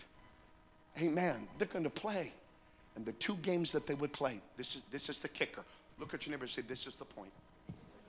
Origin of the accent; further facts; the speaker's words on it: North Dakota, United States; I'm from North Dakota, 60 miles away from the Canadian border.